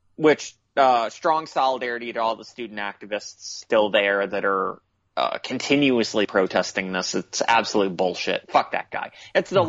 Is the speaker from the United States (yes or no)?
yes; United States; I'm American